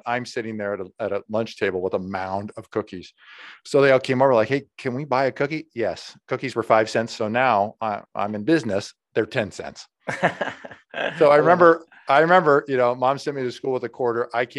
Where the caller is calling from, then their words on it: Des Moines, Iowa, United States; I'm coming in from Des Moines, Iowa.